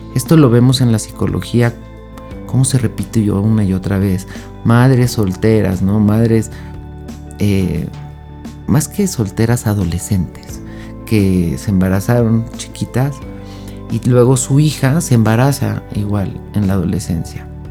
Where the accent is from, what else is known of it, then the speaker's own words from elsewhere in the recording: Mexico; México, que es de donde yo soy